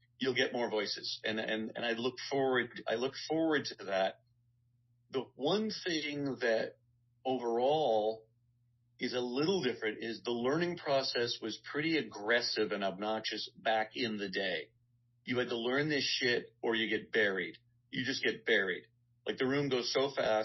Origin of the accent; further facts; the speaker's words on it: Guelph, Ontario, Canada; moved away as an adult; now in Los Angeles, United States; I'm from Guelph, Ontario, Canada